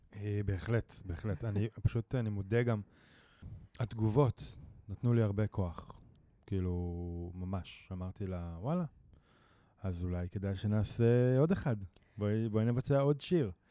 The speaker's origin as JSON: {"language": "Hebrew", "area": "Jezreel Valley", "region": "Northern District", "country": "Israel", "moved": "yes", "said": "אני מוזיקאי אה, מתופף, אה, במקור מהצפון, מעמק יזרעאל"}